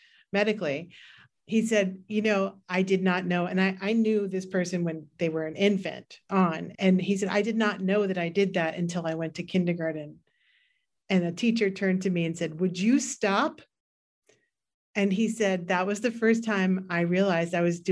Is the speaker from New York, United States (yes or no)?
yes; New York City, New York, United States; And I grew up in New York City. And I also grew up in very, very compressed environments in Queens